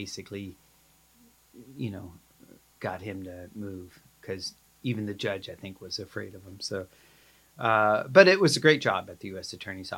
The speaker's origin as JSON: {"language": "English", "town": "Condon", "region": "Oregon", "country": "United States", "tie": "born or raised there", "also_born_or_lived": "Anchorage, Alaska"}